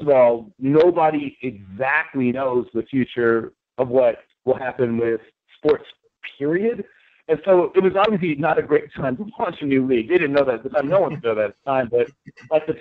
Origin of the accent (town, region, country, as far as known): Norfolk, Virginia, United States; born or raised there